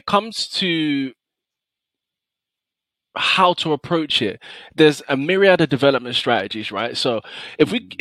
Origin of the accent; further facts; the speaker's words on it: London, United Kingdom; I'm from North London